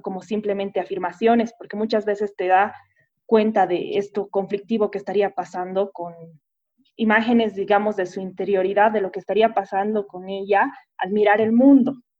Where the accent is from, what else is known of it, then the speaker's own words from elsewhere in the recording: Bolivia; nosotros mismos como bolivianos o como pueblo.